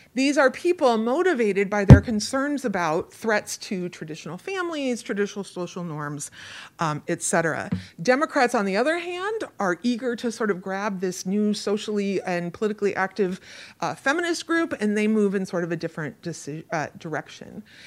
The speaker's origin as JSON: {"language": "English", "region": "Oregon", "country": "United States", "tie": "born or raised there", "moved": "yes", "said": "I grew up in Oregon"}